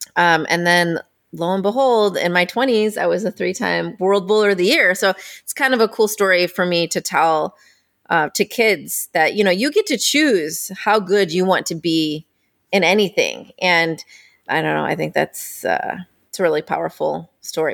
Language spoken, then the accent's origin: English; Indiana, United States; I grew up in Indiana.